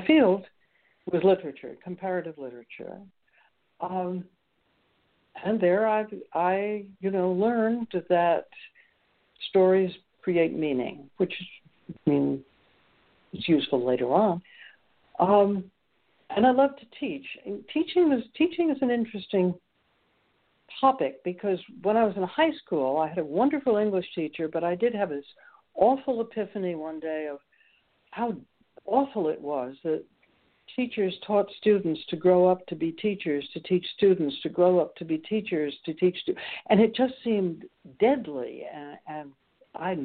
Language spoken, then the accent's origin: English; New York City, New York, United States; now in Rockland, Maine, United States; grew up in New York City